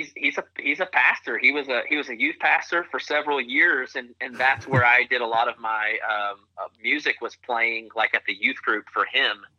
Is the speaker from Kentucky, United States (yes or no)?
no; Wichita, Kansas, United States; also born or lived in Tulsa, Oklahoma; grew up in Wichita, Kansas